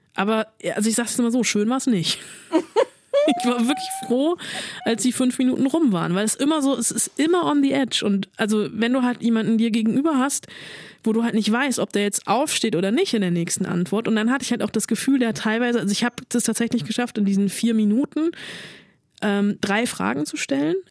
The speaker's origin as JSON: {"language": "German", "country": "Germany"}